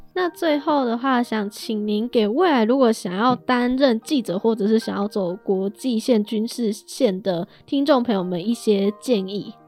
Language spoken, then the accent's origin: Chinese; Taiwan; 身为台湾人的我们